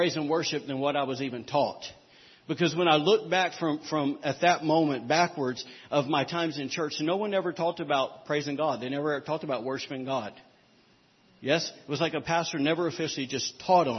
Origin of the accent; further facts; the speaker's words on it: the South, United States; I'm from the South